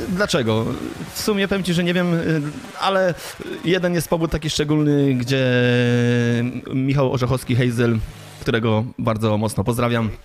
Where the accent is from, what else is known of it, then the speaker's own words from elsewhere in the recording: Grądki, Warmian-Masurian Voivodeship, Poland; moved away as an adult; also born or lived in Gdańsk, Poland / Netherlands; now in Germany; Ogólnie pochodzę z Marmi Mazur, z takiej malutkiej miejscowości Grądki, tam się wychowałem